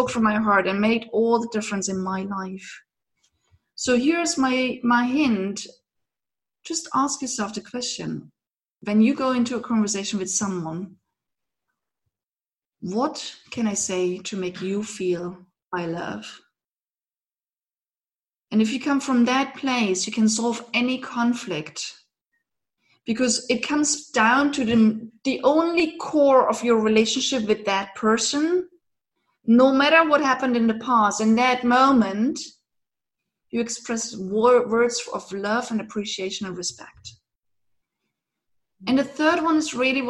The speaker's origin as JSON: {"language": "English", "region": "eastern Germany", "country": "Germany", "tie": "born or raised there", "moved": "yes", "said": "I grew up in Eastern Germany"}